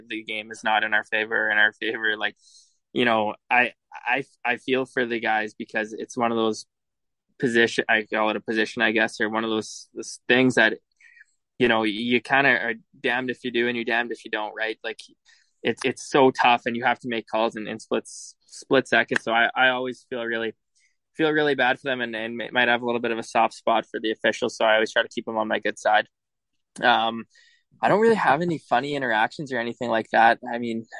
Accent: Edmonton, Alberta, Canada; moved away; I'm from Edmonton, and I was drafted to the Brandon Wheat Kings, and so I wasn't really sure what to expect, being from a big city

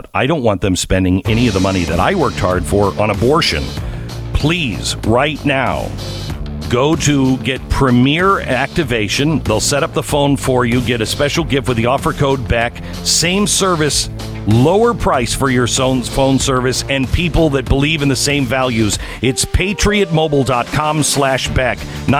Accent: Texas, United States; oh, I'm from Texas, and they would back away from me

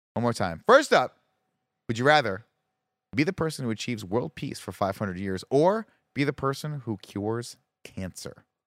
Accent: California, United States; I'm a Californian

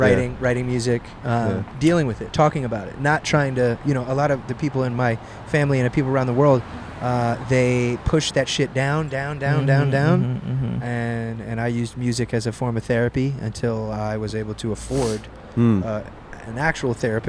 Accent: Maryland, United States; now in Los Angeles, United States; I'm originally from Maryland.

